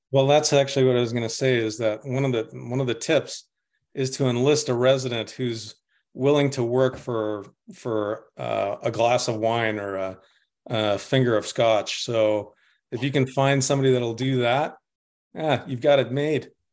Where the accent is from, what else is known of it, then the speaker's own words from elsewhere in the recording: Winnipeg, Manitoba, Canada; I'm from Winnipeg. I'm Canadian